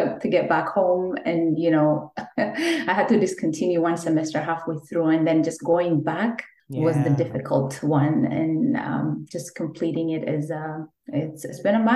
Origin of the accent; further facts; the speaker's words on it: Ethiopia; moved away as an adult; So I'm an immigrant from Ethiopia, and I'm a career changer from a completely different field because I used to be in the legal field back home when I was in Ethiopia